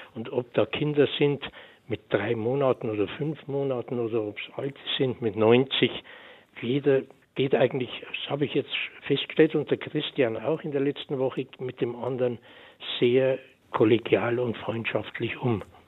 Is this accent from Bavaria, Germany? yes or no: yes; Bavaria, Germany; also born or lived in near Munich / Oberammergau; bei uns in Bayern